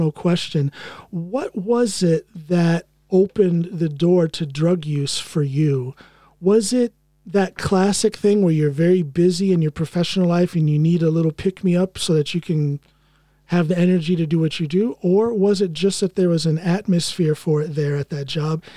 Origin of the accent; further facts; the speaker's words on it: United States; moved away; I am American. I haven't given up my American citizenship